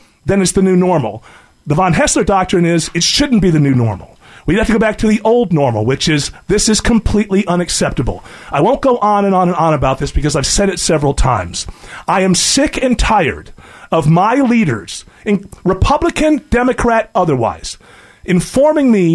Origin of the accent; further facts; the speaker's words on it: United States; being an American